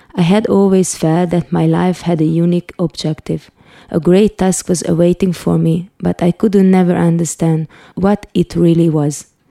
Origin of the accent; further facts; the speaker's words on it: Hungary; also born or lived in Budapest; I was born in Budapest, Hungary in 1976, the communist rule was on